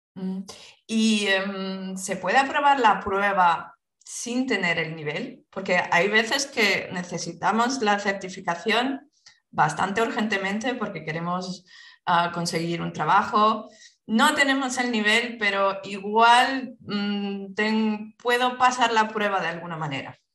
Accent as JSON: {"language": "Spanish", "country": "Spain", "also_born_or_lived": "France", "said": "Soy española."}